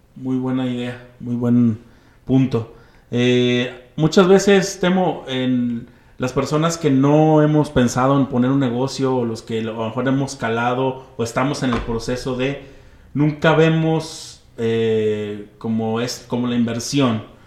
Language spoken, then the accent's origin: Spanish; Mexico; como mexicanos